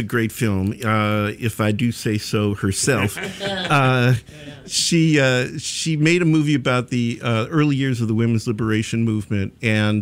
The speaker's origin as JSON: {"language": "English", "town": "Chicago", "region": "Illinois", "country": "United States", "moved": "yes", "lives_now": "Brooklyn, United States", "said": "I'm a Chicagoan in Brooklyn"}